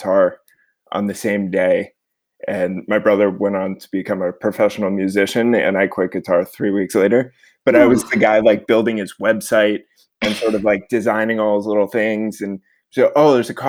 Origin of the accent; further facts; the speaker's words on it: suburban Connecticut, United States; I grew up in suburban Connecticut, about an hour outside New York City